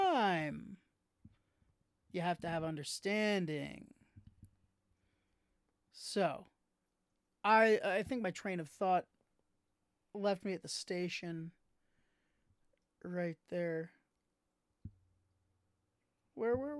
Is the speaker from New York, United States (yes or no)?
yes; New York, United States; being a New Yorker myself